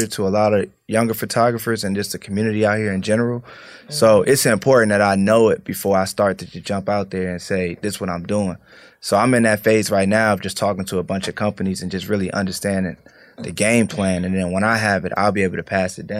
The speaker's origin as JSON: {"language": "English", "area": "Prince George's County", "region": "Maryland", "country": "United States", "also_born_or_lived": "Atlanta", "moved": "yes", "said": "I'm from Maryland originally, PG County."}